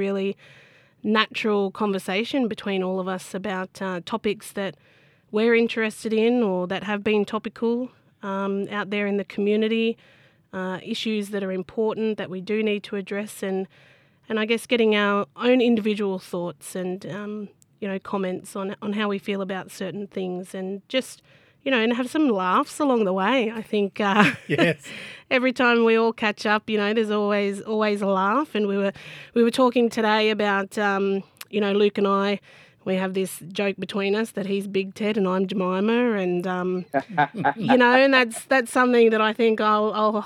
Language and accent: English; Bundjalung Nation, North Coast, New South Wales, Australia; Very proud Bundjalung woman from both the Ngiyambul and Arakul people of the Bundjalung Nation here on the North Coast